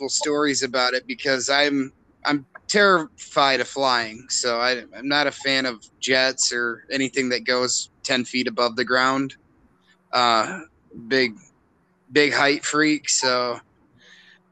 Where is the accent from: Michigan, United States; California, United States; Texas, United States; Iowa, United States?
Michigan, United States; I grew up in Michigan where we have terrible winters